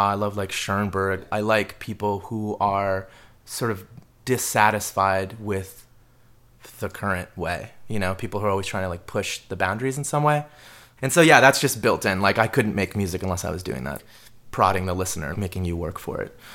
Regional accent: Maryland, United States; I wasn't born in the Bronx. Like I didn't grow up in the hood. I'm from Maryland and I lived in the suburbs.

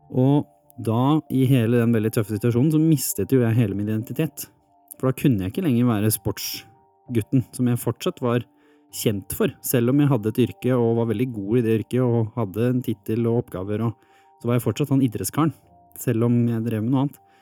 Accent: Hurum, Viken, Norway; Jeg vokste opp på Hurum

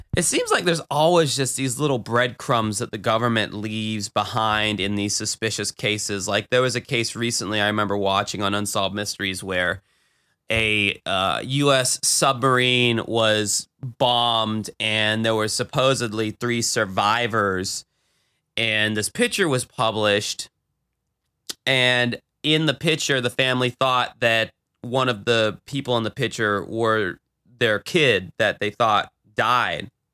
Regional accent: Jacksonville, Florida, United States; my hometown

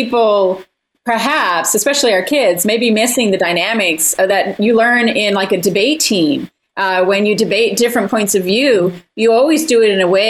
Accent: United States; as Americans

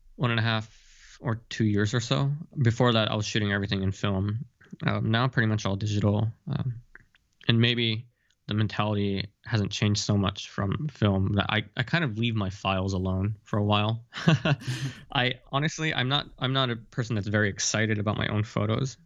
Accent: Japan; I'm born in Japan and I've lived here most of my life

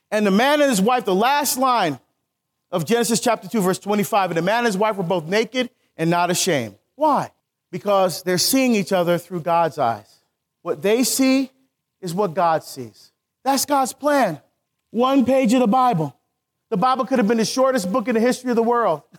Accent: Newark, New Jersey, United States; I grew up in Newark.

